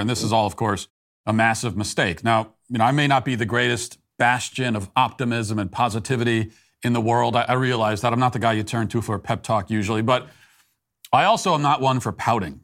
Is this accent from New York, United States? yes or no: no; Virginia, United States; now in Tennessee, United States; I lived there, as you know. That was my, I, I, that's my home state.